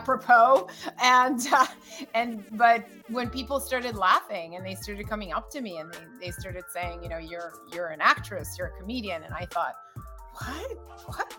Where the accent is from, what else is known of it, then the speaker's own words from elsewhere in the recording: United States; first language Russian; English is a second language; also born or lived in Russia; I was born in Russia and I immigrated to America, and we came here as political refugees